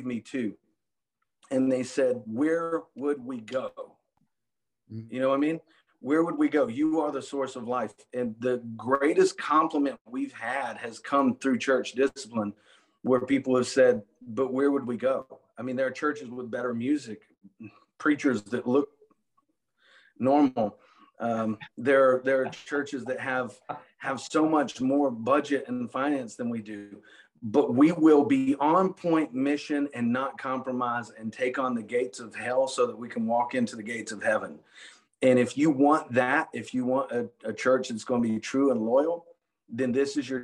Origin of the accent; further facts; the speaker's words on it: the South, United States; I'm from the South